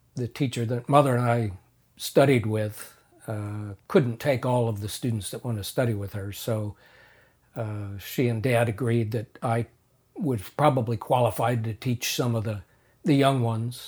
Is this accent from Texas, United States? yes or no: no; Madison, Wisconsin, United States; also born or lived in Philadelphia, Pennsylvania; we moved from Philadelphia to Wisconsin, where my father, uh, taught at the University of Wisconsin-Madison.